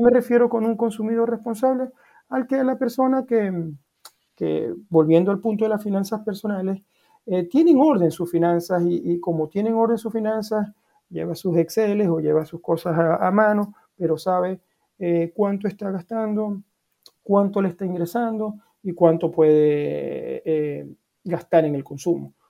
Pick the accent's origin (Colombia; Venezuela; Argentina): Venezuela; now in Norway; te puedo hablar como venezolano, que vivo acá en, Noruega